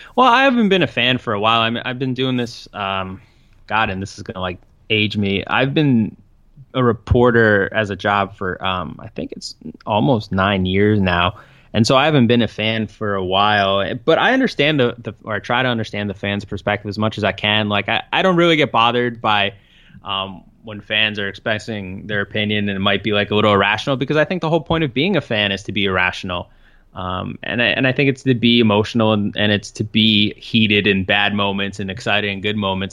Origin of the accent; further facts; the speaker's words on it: New York City, New York, United States; I grew up in Brooklyn